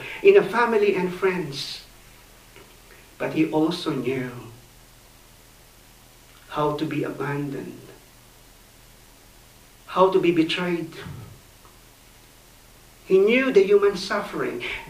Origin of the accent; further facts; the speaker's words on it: Philippines; I grew up in the Philippines